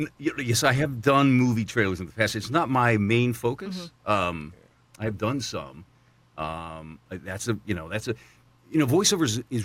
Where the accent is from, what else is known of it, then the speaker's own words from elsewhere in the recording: the Carolinas, United States; I grew up in the Carolinas, so I kind of grew up a Tar Heel fan. I mean, that's kind of my neck of the woods.